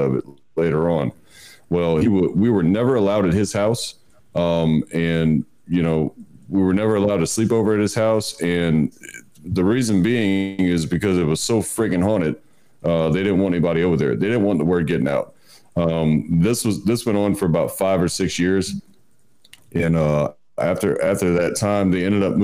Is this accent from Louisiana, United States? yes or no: yes; South Louisiana, United States; I grew up in South Louisiana, and it was on a peninsula